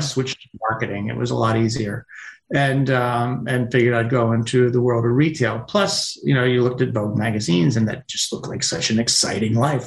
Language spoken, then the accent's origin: English; Pennsylvania, United States; working in Pennsylvania in the wintertime, uh, construction or even milking cows